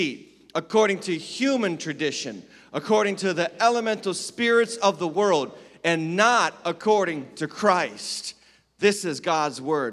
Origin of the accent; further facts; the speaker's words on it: Western Massachusetts, United States; moved away; I was raised in Western Massachusetts.